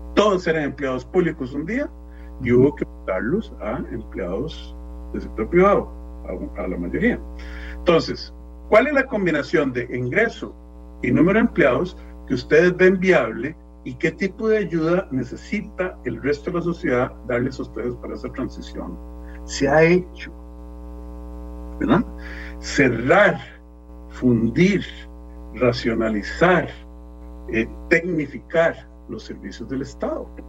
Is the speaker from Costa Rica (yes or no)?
yes; Costa Rica; como costarricense